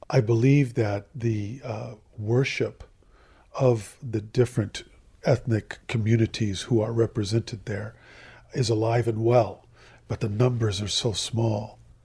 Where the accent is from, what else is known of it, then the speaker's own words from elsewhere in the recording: Southern California, United States; moved away as an adult; now in Jerusalem; I'm from Southern California